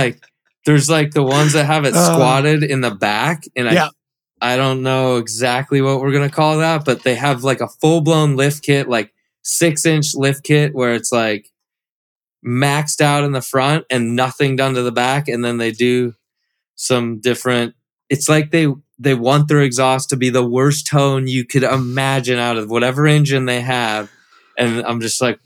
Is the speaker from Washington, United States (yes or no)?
yes; Washington, United States; also born or lived in California; now in Florida, United States; I grew up in Washington